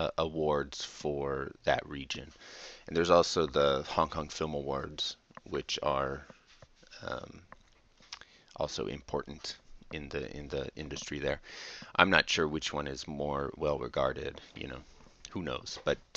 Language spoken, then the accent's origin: English; United States; I'm American